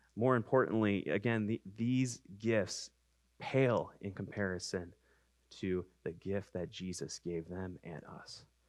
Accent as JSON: {"language": "English", "town": "Cleveland", "region": "Ohio", "country": "United States", "said": "I'm from Cleveland"}